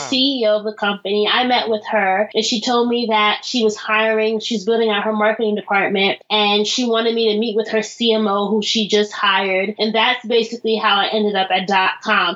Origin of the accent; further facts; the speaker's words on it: Orange, New Jersey, United States; accent: American; I'm from Orange, New Jersey, which is like an urban suburb outside of Newark, New Jersey